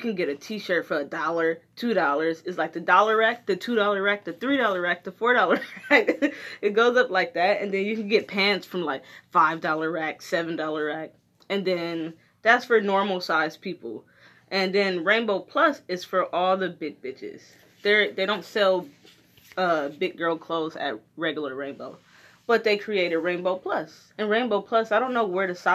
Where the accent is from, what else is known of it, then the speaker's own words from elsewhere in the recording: Detroit, Michigan, United States; When we were kids, we moved from Brightmoor, which is kind of a shitty neighborhood in Detroit